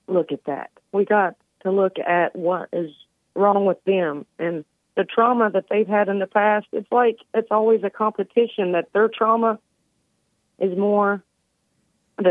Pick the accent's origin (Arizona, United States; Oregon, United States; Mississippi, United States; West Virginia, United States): West Virginia, United States; here in West Virginia, growing up in the Bible Belt